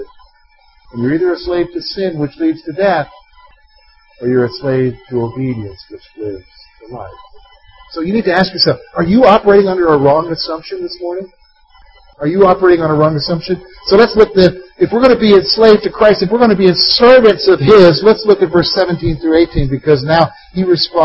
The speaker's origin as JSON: {"language": "English", "country": "United States", "said": "In our American mindset, in our rugged individualism as an American"}